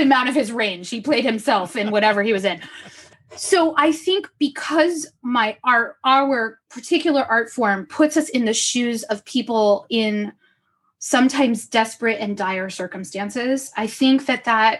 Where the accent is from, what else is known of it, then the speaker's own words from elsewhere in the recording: Los Angeles, California, United States; I was born and raised in Los Angeles.